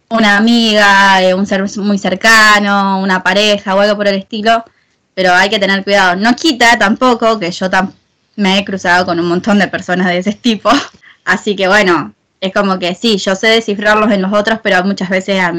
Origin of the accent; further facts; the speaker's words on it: Argentina; como bien saben Lara está viviendo en España y yo soy de Argentina.